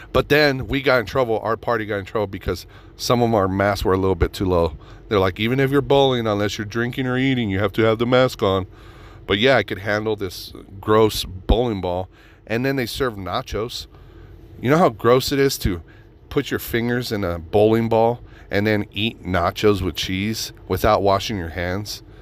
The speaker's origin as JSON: {"language": "English", "town": "Reno", "region": "Nevada", "country": "United States", "tie": "born or raised there", "said": "Reno, my hometown"}